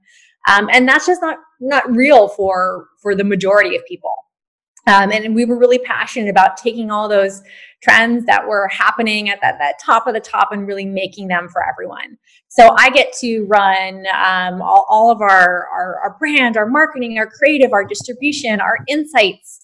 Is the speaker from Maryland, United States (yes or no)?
no; Hawaii, United States; moved away; also born or lived in New York; I grew up in Hawaii, which is a very different place to grow up than most of the US